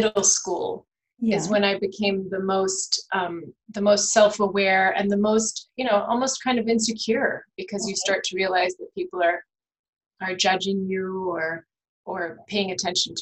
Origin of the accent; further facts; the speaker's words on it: Virginia, United States; I grew up in Virginia, but I have German parents.